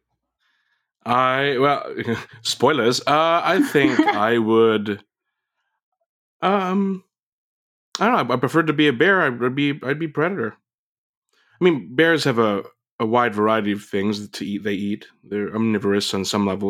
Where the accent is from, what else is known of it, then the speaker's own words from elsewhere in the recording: Vallejo, California, United States; also born or lived in Oakland, California; I was born in Oakland, lived there for a little bit, and then I moved to Vallejo, which is um, more suburby at that point